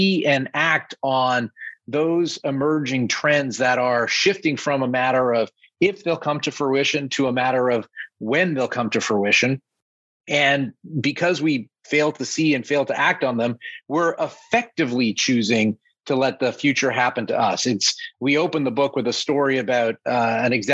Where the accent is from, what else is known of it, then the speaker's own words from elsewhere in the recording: Canada; moved away as an adult; now in New York City, United States; I grew up in Canada as a Toronto Maple Leafs fan